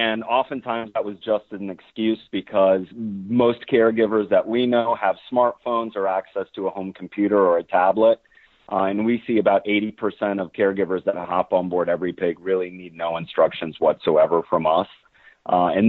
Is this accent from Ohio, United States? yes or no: no; Orange City, Iowa, United States; I grew up in Northwest Iowa in a town called Orange City